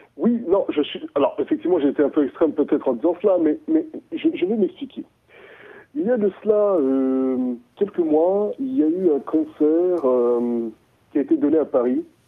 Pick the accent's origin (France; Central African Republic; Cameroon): Central African Republic; Bria, Haute-Kotto; moved away; j'ai grandi à Bria. Donc Bria, c'est l'est de la RCA.